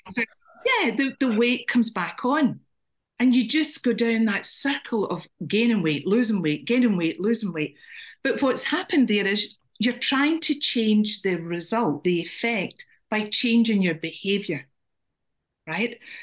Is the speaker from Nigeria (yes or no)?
no; Scotland, United Kingdom; now in Ireland; and I'm Scottish.